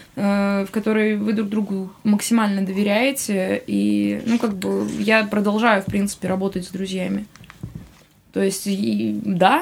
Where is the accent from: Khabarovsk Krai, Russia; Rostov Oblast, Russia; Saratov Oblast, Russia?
Khabarovsk Krai, Russia; Khabarovsk; moved away; also born or lived in Moscow; Я, в смысле, из Хабаровска.